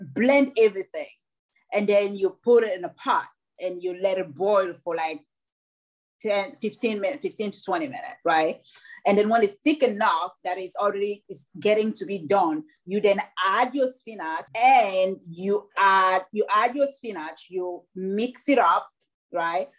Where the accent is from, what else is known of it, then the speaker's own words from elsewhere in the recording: Douala, Littoral, Cameroon; also born or lived in Nashua, New Hampshire; now in United States; My whole my whole life as a child happened in Cameroon, in Douala and and Longase